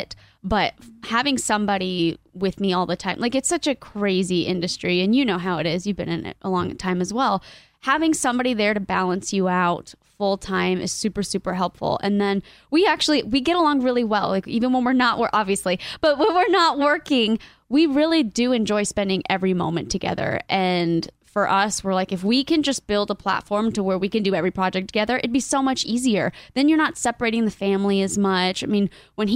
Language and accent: English; Ocala, Florida, United States; also born or lived in Miami, Florida / Colombia (ancestry); now in Maui, United States; I grew up in Florida